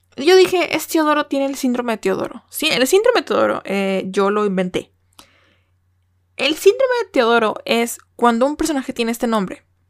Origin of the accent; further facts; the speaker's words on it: Mexico; first language Spanish; yo como mexicana